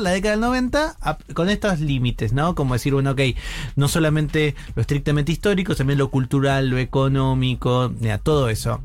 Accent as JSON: {"language": "Spanish", "region": "Buenos Aires Province", "country": "Argentina", "tie": "born or raised there", "said": "yo soy provincia de Buenos Aires y tengo un claro recuerdo de mi secundario"}